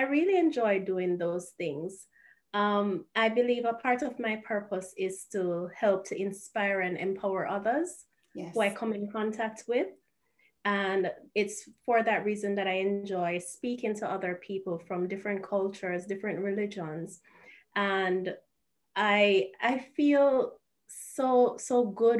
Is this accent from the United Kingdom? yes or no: no; Kingston, Jamaica; moved away as an adult; now in Japan; I am from Jamaica. I was born and I grew up in Sea View Gardens. That's an inner city community in Jamaica, in Kingston